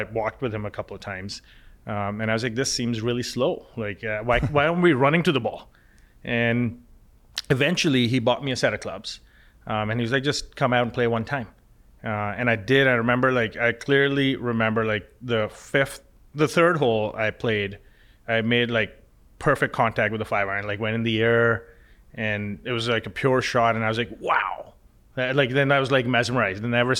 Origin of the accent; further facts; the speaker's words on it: Lahore, Punjab, Pakistan; Growing up in Pakistan, in Lahore, which is, most of your audience probably never heard of that city, but there's 15 to 20 million people that live there.